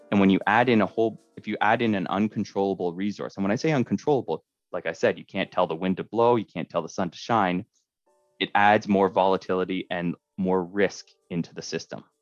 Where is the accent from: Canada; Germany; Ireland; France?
Canada; Scarborough, Ontario; I'm, I'm originally from Scarborough, and so coming up in the north has opened my eyes into how how things are done differently.